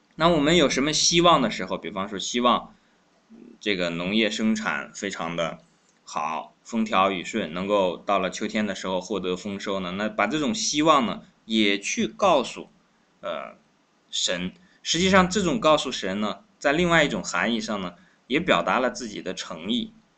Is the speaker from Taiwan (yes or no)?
no; China; 我们中国人每一个人都有祖先